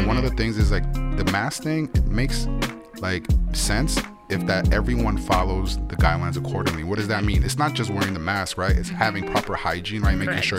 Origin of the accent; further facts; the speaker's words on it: New York City, New York, United States; I'm from New York City